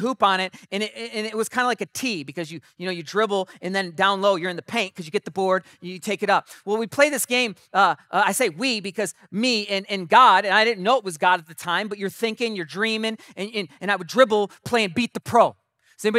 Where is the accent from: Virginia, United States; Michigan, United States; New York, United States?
Michigan, United States; Mason; also born or lived in Pinckney, Michigan; 9 years old, we moved to a new city from Pinckney, this little tiny village, to Mason